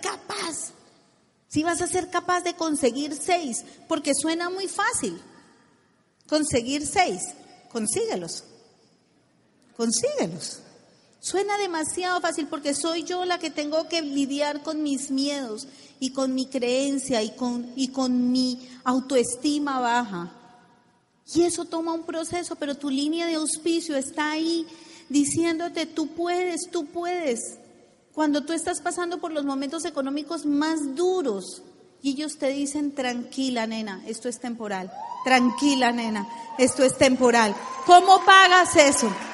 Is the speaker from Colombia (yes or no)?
yes; Colombia; decimos en Colombia